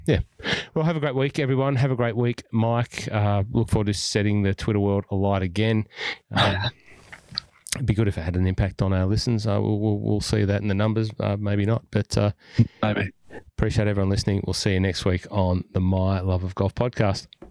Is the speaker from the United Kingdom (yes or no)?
yes; Scotland, United Kingdom; now in Melbourne, Australia; being a Scottish golf fan